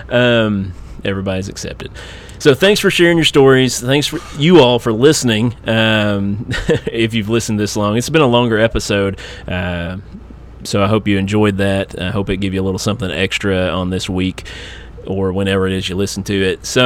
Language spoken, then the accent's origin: English; Eastern Kentucky, United States; I'm from Eastern Kentucky